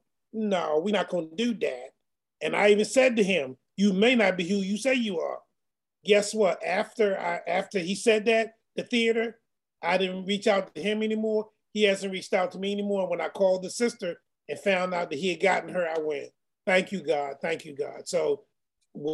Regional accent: Baltimore, Maryland, United States; I'm from Baltimore

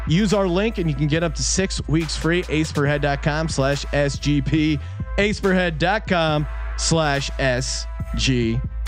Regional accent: East Coast, United States; moved away; when I was growing up on the East Coast

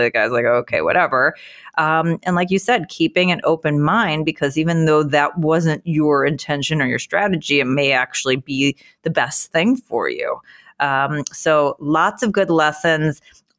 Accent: Chicago, Illinois, United States; also born or lived in Philadelphia / New York; I'm a city girl. I'm from Chicago. I went to school in Philly. I spent time in New York.

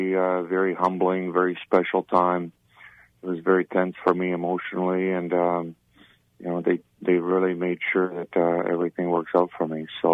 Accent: Czechia; English is a second language; moved away; I grew up in communism. I grew up in Czechoslovakia, and you look at older people with utmost respect.

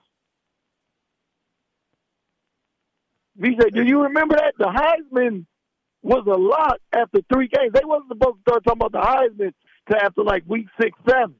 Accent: Compton, California, United States; moved away as an adult; also born or lived in Nebraska; now in Omaha, United States; growing up in Compton

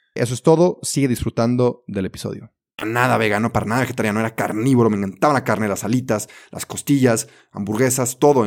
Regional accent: Mexico; also born or lived in Belgium; yo me fui a, a Bélgica a estudiar un año, me salí de México

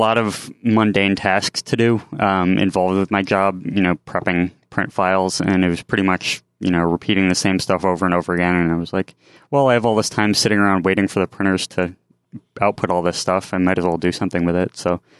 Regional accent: Lewisburg, Pennsylvania, United States; I'm originally from Pennsylvania. I move all over the place

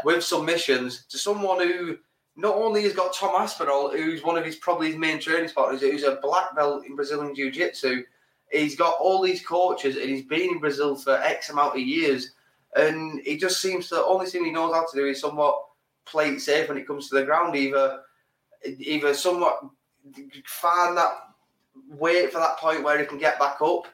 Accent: England, United Kingdom; we're English

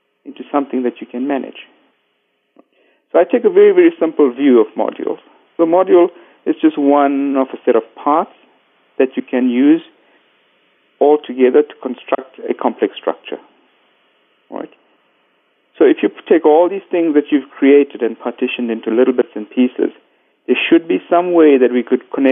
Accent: Cape Town, Western Cape, South Africa; I'm from Cape Town, sunny Cape Town at the tip of Africa

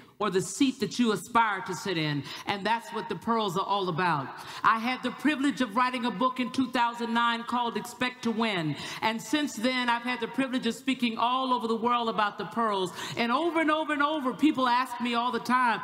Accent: the South, United States; I'm from the South

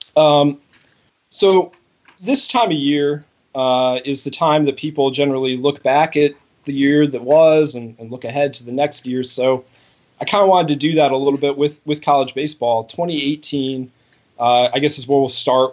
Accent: Cleveland, Ohio, United States; when you grow up in Cleveland

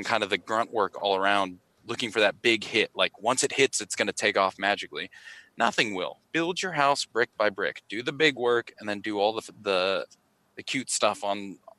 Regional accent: Pittsburgh, Pennsylvania, United States; now in Australia; I'm from Pittsburgh originally

